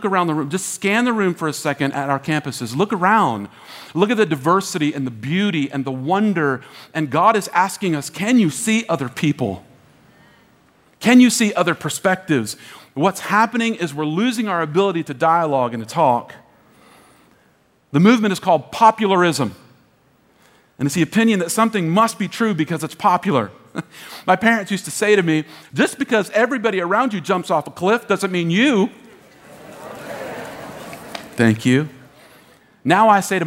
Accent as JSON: {"language": "English", "country": "United States", "said": "we, as American Christians"}